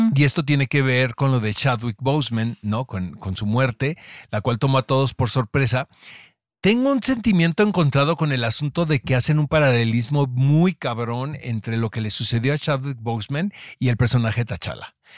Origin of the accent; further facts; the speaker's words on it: Mexico; como mexicano